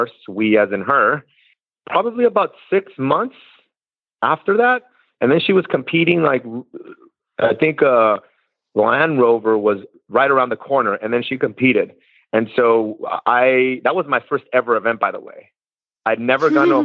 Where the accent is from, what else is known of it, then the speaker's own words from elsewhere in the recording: California, United States; moved away as an adult; now in Kentucky, United States; I'm originally from California